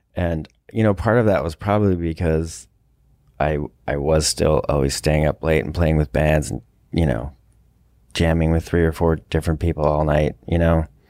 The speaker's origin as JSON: {"language": "English", "area": "Westchester", "region": "New York", "country": "United States", "tie": "born or raised there", "also_born_or_lived": "Colorado", "moved": "yes", "said": "I grew up in Westchester"}